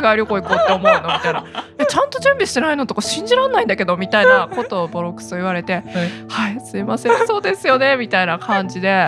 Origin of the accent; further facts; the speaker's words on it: Kimitsu, Chiba, Japan; 君津市出身です